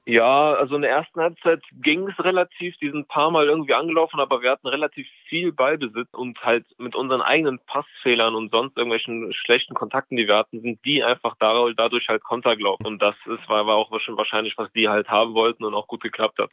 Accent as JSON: {"language": "German", "town": "Leverkusen", "region": "North Rhine-Westphalia", "country": "Germany", "tie": "born or raised there", "said": "ich bin in Deutschland geboren, also in Leverkusen aufgewachsen."}